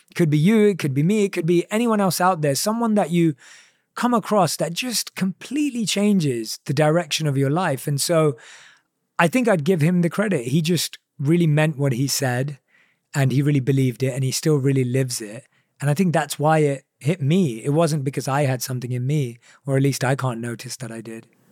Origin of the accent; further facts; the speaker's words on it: England, United Kingdom; growing up in England